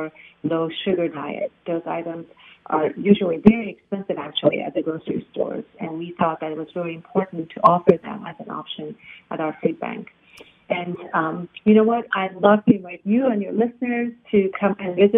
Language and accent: English; Iran; now in United States; I'm originally from Iran. So I migrated to the United States because of the revolution in Iran